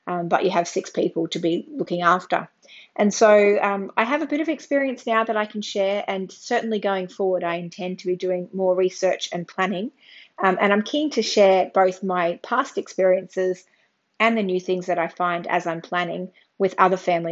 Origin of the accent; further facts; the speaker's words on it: Australia; I'm an Australian mum of four daughters